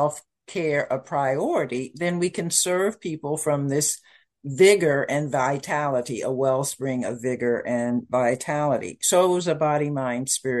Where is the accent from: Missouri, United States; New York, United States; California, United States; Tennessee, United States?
Missouri, United States; Kansas City; moved away; also born or lived in Malindi, Kenya; I am the firstborn from Kansas City, Missouri